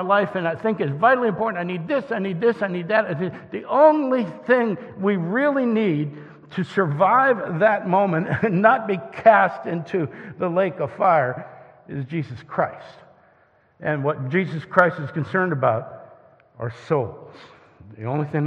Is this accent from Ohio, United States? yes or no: yes; Northeast Ohio, United States; I grew up in Northeast Ohio